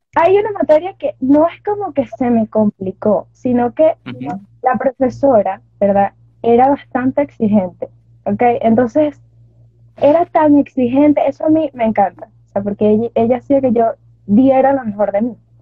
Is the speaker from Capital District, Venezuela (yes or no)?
no; Carabobo, Venezuela; soy de Venezuela, Estado Carabobo.